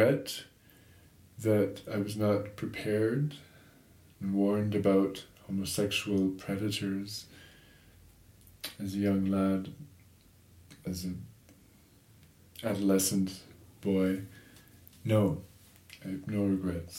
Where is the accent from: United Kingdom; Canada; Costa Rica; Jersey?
Canada; Toronto, Ontario; I grew up in Toronto